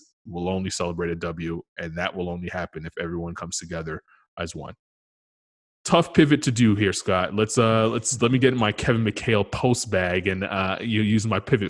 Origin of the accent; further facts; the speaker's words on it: Canada; me being a Canadian